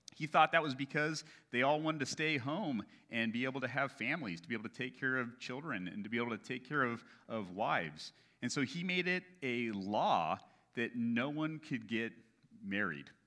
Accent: United States; as Americans

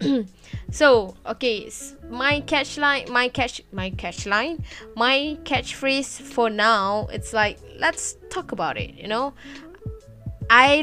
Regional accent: Malaysia; first language Malay; English is a second language; I'm from Malaysia. Yeah, I'm a Malaysian. I'm a Malay actually, and English is not my greatest language

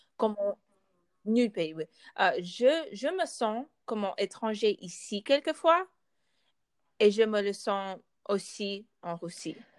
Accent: United States; French is a second language; je suis née euh, ici, aux États-Unis.

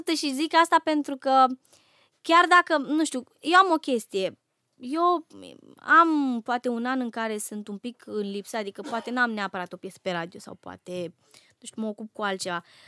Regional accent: Romania; eu sunt uh, româncă

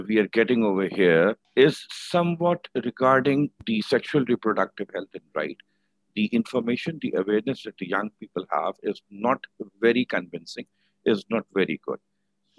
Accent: Pakistan; I am from Pakistan, currently working with Blessing Welfare Association over here

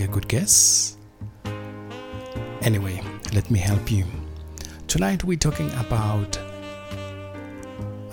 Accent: South Africa; also born or lived in Soweto, South Africa; I was born in Soweto, but growing up, I grew up back home, the rural place

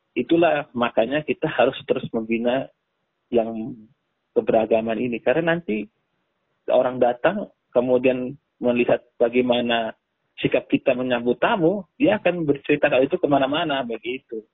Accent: Flores, East Nusa Tenggara, Indonesia; now in Jakarta, Indonesia; asli saya dari Nusa Tenggara Timur, mm-hmm. uh, tepatnya di Pulau Flores.

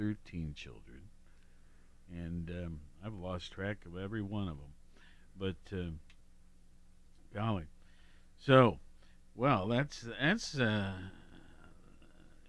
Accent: Worthington, Ohio, United States; I'm from Worthington

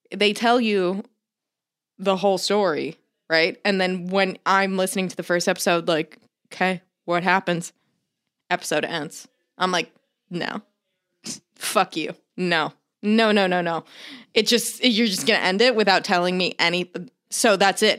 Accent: Florida, United States; I grew up in Florida

